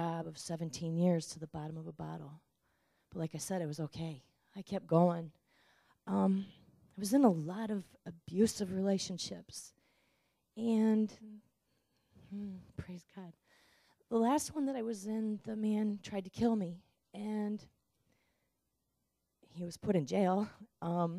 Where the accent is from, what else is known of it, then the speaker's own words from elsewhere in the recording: Ann Arbor, Michigan, United States; I'm from Ann Arbor, Michigan, and I was born and raised Catholic